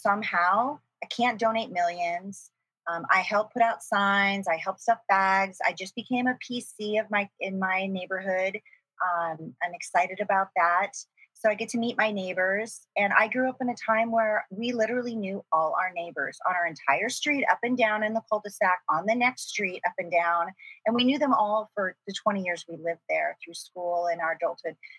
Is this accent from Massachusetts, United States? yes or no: no; Gresham, Oregon, United States; also born or lived in Pennsylvania / Portland, Oregon; So I grew up in Gresham, Oregon. It was a small town back then in the 70s when we moved there from Pennsylvania.